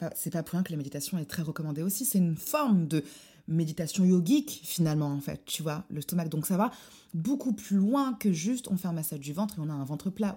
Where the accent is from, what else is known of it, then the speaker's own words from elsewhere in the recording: Morocco; je suis marocaine